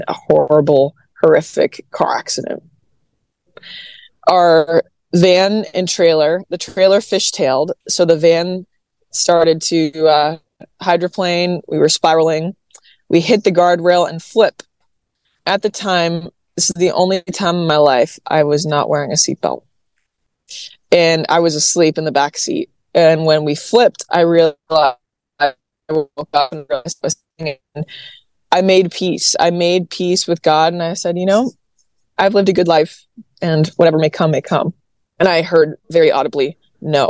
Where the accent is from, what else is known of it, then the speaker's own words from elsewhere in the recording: Massachusetts, United States; now in Nashville, United States; born and raised in Massachusetts, everybody in New England is Catholic